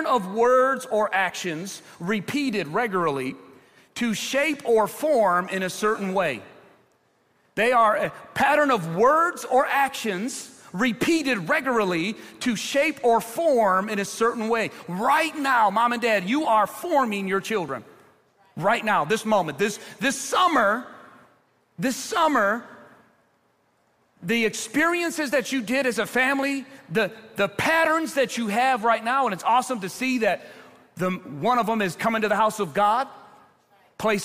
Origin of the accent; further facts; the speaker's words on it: Ecorse, Michigan, United States; I grew up in Ecorse, very diverse community